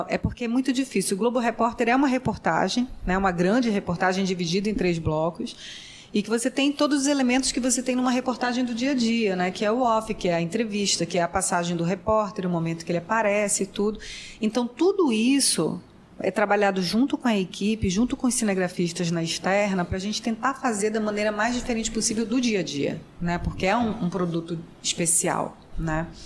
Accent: Manaus, Amazonas, Brazil; Sou de Manaus.

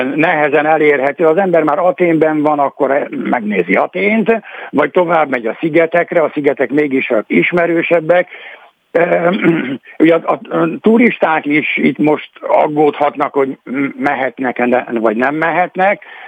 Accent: Greece; arról a szigetről, ahol származom

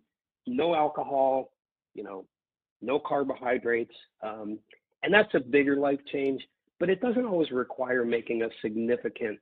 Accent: Midwest, United States; I grew up in the Midwest

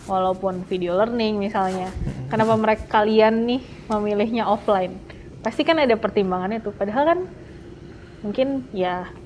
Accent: Makassar, South Sulawesi, Indonesia; moved away as an adult; dari Makassar, jadi udah ke hmm. sini buat belajar. Jadi dari Makassar tuh bener-bener kesini untuk masuk untuk belajar Purwadika.

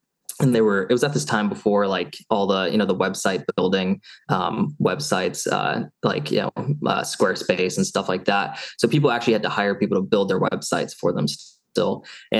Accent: Seattle, Washington, United States; moved away as an adult; also born or lived in Eugene, Oregon / Los Angeles / Arizona; So born and raised in Seattle

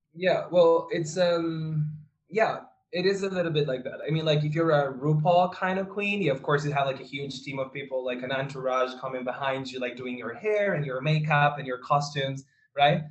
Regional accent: Santiago, Santiago Metropolitan Region, Chile; I was born in, and raised in Santiago de Chile

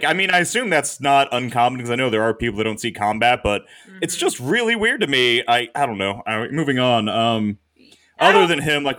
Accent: United States; We're American.

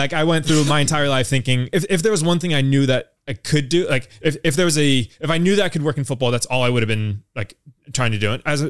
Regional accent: United States; now in London, United Kingdom; So I grew up in the States, I'm American. I've lived in London now for 4 years.

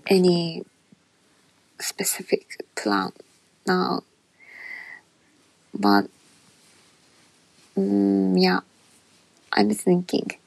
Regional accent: Japan; English is a second language; I'm Japanese woman

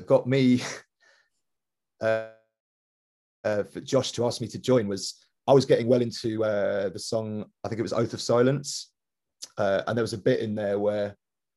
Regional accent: London, United Kingdom; I grew up in Wandsworth in Southwest London.

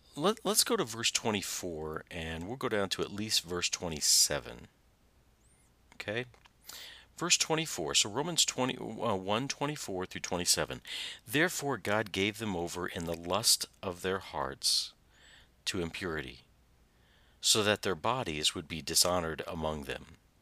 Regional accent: Southern Indiana, United States; I'm from Southern Indiana

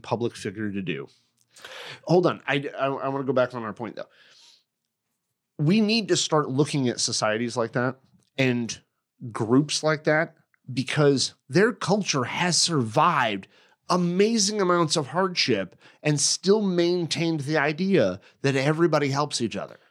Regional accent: United States; I'm American

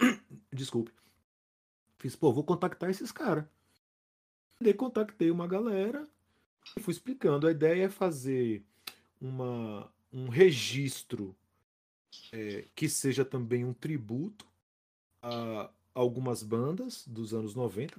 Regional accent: Salvador, Bahia, Brazil; o que tá acontecendo na minha terra

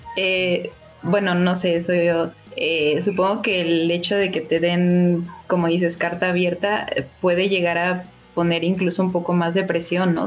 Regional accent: Mexico; yo soy, soy mexicana

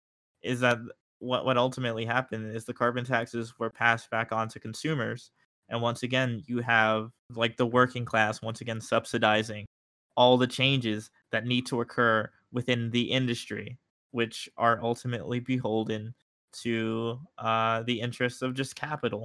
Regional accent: New York, United States; I'm from New York

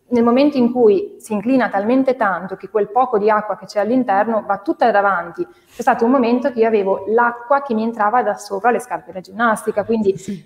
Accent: Genoa, Liguria, Italy; io sono di Genova

